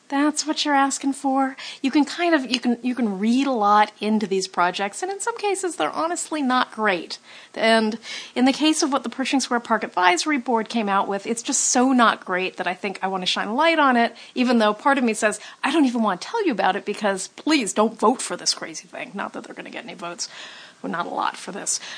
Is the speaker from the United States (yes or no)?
yes; Los Angeles, California, United States; As a kid in Hollywood